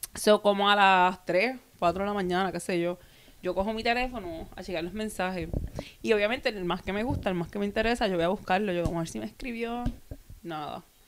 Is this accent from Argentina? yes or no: no; Puerto Rico; somos de Puerto Rico